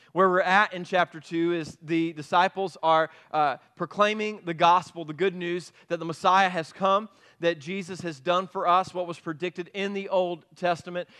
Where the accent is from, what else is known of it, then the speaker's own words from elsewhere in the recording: Piedmont, United States; That's where I grew up in Piedmont